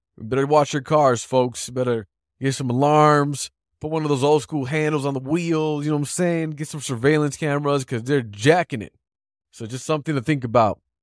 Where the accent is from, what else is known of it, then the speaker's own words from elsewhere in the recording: Chicago, Illinois, United States; I'm a Chicagoan